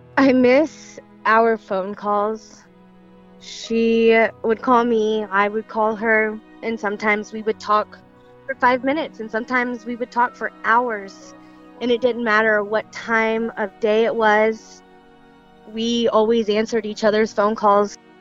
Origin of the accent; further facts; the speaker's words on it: Girard, Illinois, United States; also born or lived in Springfield, Illinois; we grew up in Girard, um, which is a very small town south of Springfield, Illinois. Um, we lived there. Um, I lived there my whole life